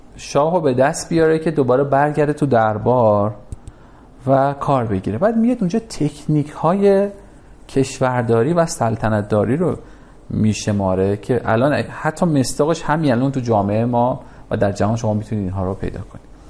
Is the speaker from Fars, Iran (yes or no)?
no; Tehran, Tehran Province, Iran; پدر من کارش تراشکاری بود یه کارگاه صد متری توی نارمک داشت